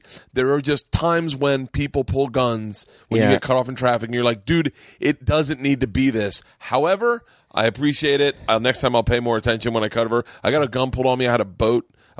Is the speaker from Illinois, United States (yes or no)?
no; Florida, United States; moved away; I'm from Florida.